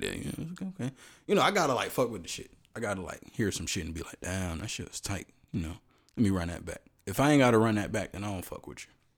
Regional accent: Houston, Texas, United States; I'm from Houston

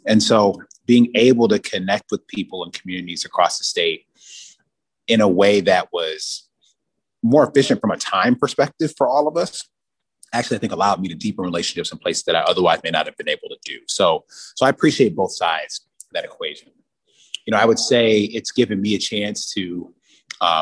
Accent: Detroit, Michigan, United States; I'm from Detroit, and but Michigan's a big state

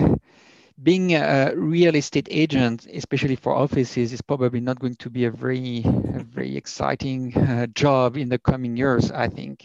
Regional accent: France; accent: thick French; English is a second language; moved away as an adult; also born or lived in United States; now in Berlin, Germany; I have a very thick French accent

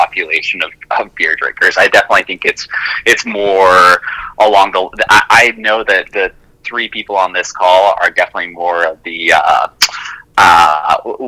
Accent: Salt Lake City, Utah, United States; I grew up in Salt Lake City, Utah

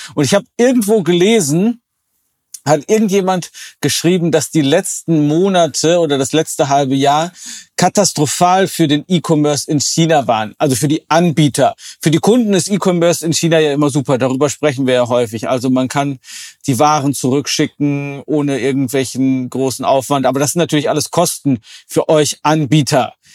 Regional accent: Oberbergischer Kreis, North Rhine-Westphalia, Germany; born or raised there

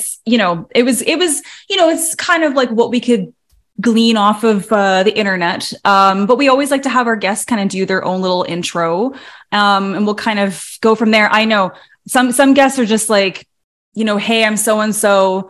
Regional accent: Toronto, Ontario, Canada; Speaking of, because I grew up, I was born in Toronto, and I grew up like, you know, the Blue Jays.

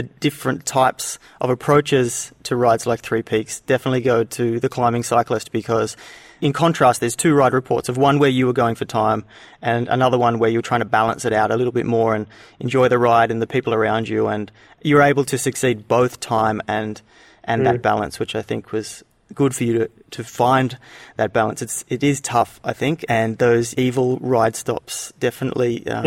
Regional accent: Canberra, Australian Capital Territory, Australia; That's my hometown

